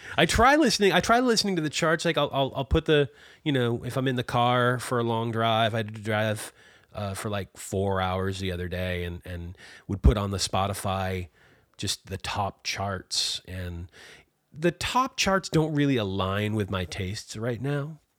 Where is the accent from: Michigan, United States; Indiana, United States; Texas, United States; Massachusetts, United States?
Massachusetts, United States; Massachusetts outside of Boston, United States; now in Maine, United States; I was born and raised in Massachusetts outside of Boston